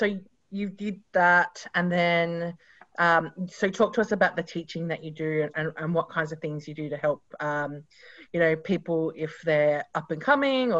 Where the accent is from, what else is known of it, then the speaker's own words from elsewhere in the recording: South Australia, Australia; moved away as an adult; now in Sydney, Australia; So we are both from South Australia